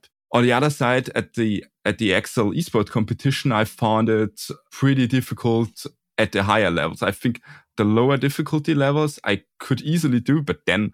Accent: Austria; also born or lived in Burgenland, Austria / Vienna, Austria; I'm from Austria, and I also go there to school in the capital city at the University of Applied Sciences Technikum Vienna, and I'm currently living in Burgenland

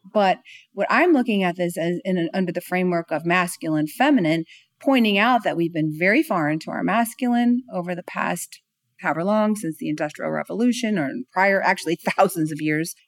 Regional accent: California, United States; now in Atlanta, United States; I'm from California, so, you know, we're very active over there. I live in Atlanta, Georgia now

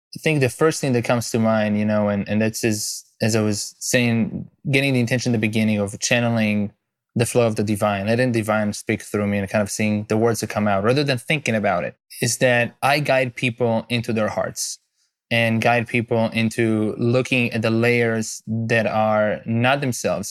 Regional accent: Israel; moved away as an adult; now in United States; I'm originally from Israel

